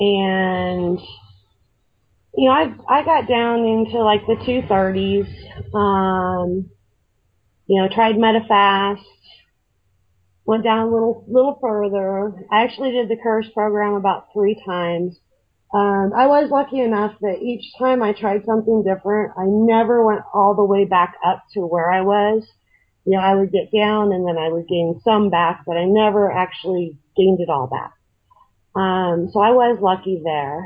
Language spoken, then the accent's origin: English; Colorado, United States; also born or lived in Arizona; I moved from Arizona back home to Colorado, where my family's